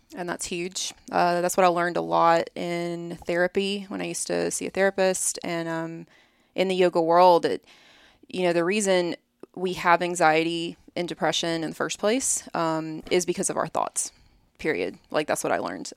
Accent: Birmingham, Alabama, United States; moved away as an adult; now in Columbus, United States; I'm from Birmingham

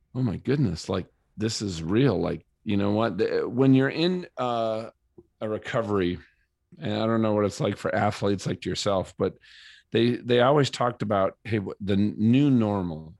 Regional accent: Minnesota, United States; moved away as an adult; also born or lived in San Diego; now in Colorado, United States; I grew up in Minnesota

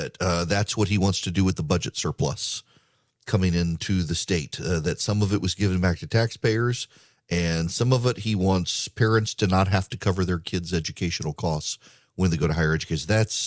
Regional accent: Georgia, United States; I got to deal with some breaking news out of my home state because this is actually, this is really big news. Most of my affiliates, not all of them, are in Georgia.

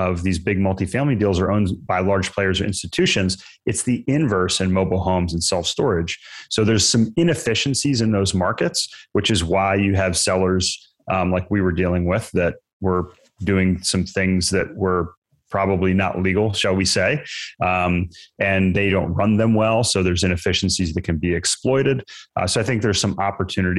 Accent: Maryland, United States; moved away as an adult; also born or lived in Virginia; now in North Carolina, United States; So I grew up in Maryland, went to school in Virginia

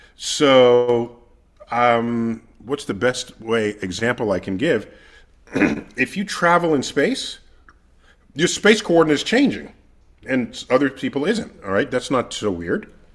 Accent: New York City, New York, United States; I grew up in the Bronx, one of the five counties that comprise New York City

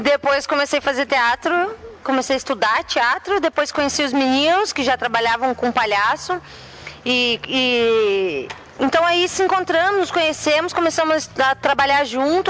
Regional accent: Tapira, Paraná, Brazil; eu nasci lá em Tapira, né? Olha né? Daí fiquei lá quase toda a minha vida.

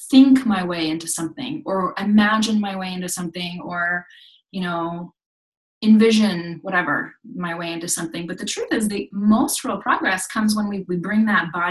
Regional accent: Japan; I grew up in Japan um, in a very religious community.

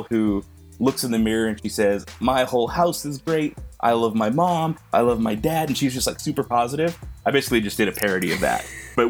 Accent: New Mexico, United States; moved away as an adult; now in Las Vegas, United States; I grew up in New Mexico, spent a lot of time out there

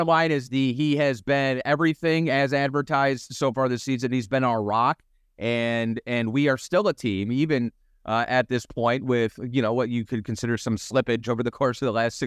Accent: Cleveland, Ohio, United States; I grew up in Cleveland

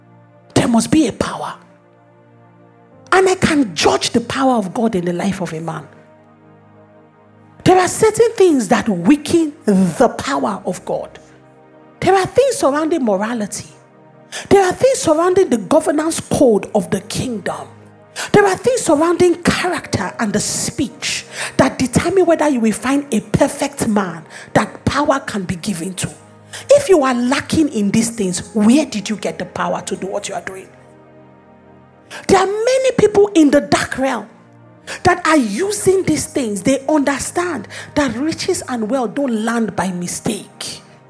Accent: Lagos, Nigeria; I refuse to believe that my nature is that I am Nigerian, I am a woman, I live in Lagos.

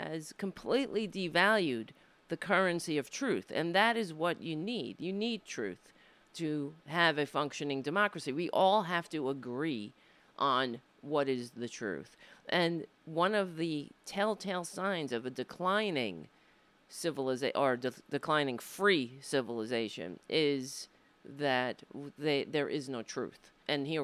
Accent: United States; I was born here in the United States, not in Ireland

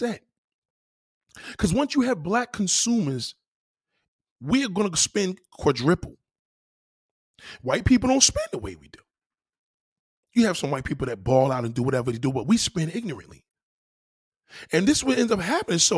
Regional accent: New York City, New York, United States; also born or lived in Staten Island; I was born in Brooklyn

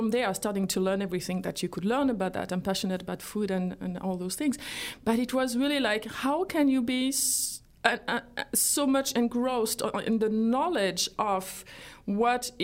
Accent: France; moved away as an adult; now in United States; I grew up in France

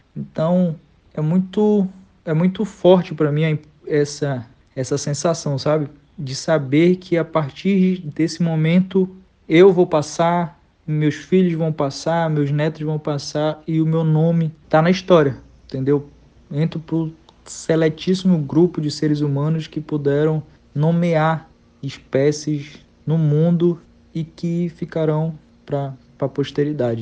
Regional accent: Pará, Brazil; Eu sou paraense

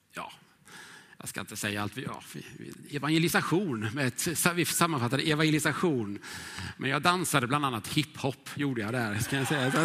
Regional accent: Huskvarna, Jönköping County, Sweden; moved away as an adult; now in Stockholm, Sweden; växte jag upp i Huskvarna

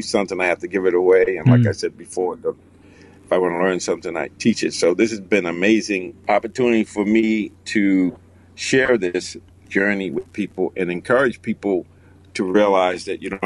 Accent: Boston, Massachusetts, United States; I grew up in Boston, I live in Boston

